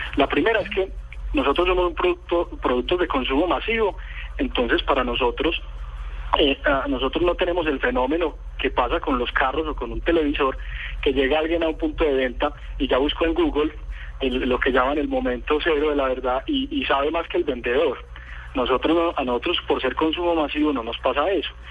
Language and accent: Spanish; Colombia; acá en Colombia